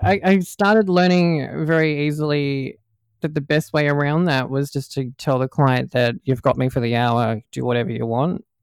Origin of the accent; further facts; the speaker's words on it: Australia; accent: Aussie; also born or lived in Melbourne, Victoria; my, my Aussie accent's not uh, too too hard for people to, to, to understand.